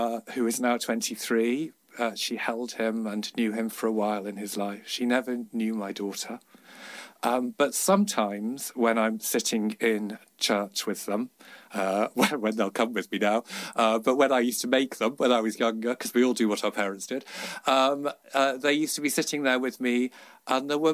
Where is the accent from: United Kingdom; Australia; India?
United Kingdom; Liverpool, North West England; I grew up in Liverpool.